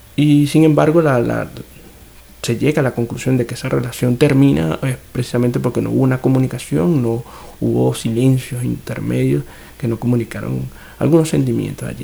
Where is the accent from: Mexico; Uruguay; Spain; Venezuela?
Venezuela; now in São Paulo, Brazil; somos cuatro venezolanos que estamos, digamos, regados por cuatro países distintos en América Latina